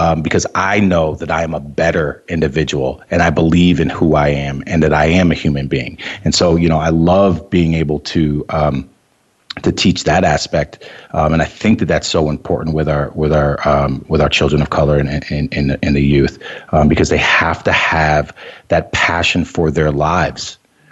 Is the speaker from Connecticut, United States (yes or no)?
yes; Wallingford, Connecticut, United States; moved away as an adult; now in Vermont, United States; I grew up in Wallingford, Connecticut.